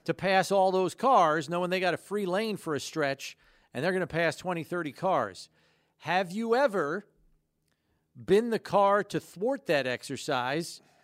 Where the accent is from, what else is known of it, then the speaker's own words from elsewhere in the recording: downstate New York, United States; I grew up downstate